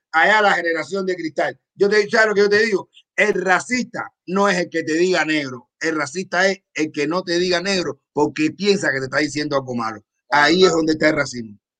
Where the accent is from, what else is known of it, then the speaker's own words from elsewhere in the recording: Cuba; soy cubano